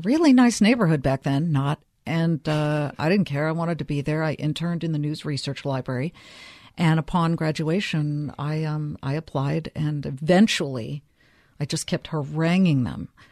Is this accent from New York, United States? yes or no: no; Beverly Hills, California, United States; also born or lived in Inglewood, Los Angeles; I'm from Beverly Hills